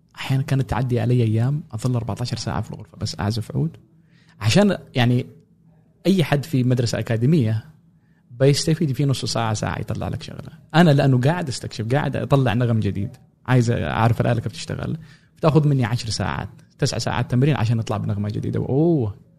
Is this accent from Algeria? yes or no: no; Sanaa, Amanat Al Asimah, Yemen; moved away as an adult; also born or lived in Cairo, Egypt; now in United States; انا كنت آه، مواليد اليمن غادرت اليمن 2011